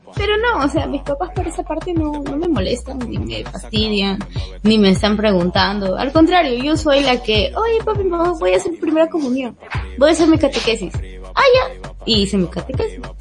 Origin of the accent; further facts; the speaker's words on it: Lima, Peru; yo soy de Bien Salvador, estudio en San Juan de Lurigancho